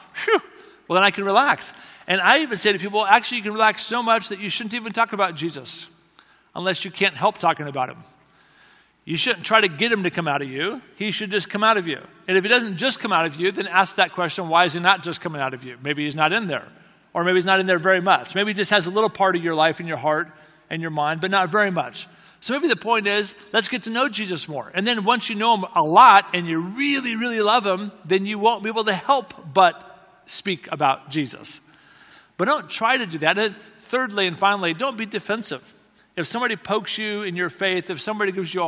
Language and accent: English; United States; another American friend.